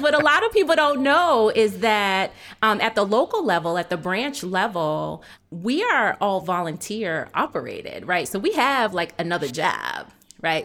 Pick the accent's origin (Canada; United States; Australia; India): United States; outside of Boston, Massachusetts; I was born in Boston. I was raised outside of Boston